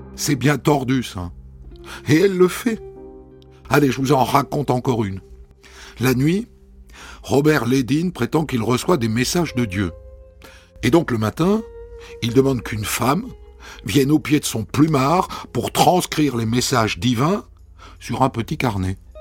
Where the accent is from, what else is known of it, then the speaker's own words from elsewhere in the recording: Agen, Nouvelle-Aquitaine, France; moved away as an adult; also born or lived in Ariège; on est d'Agen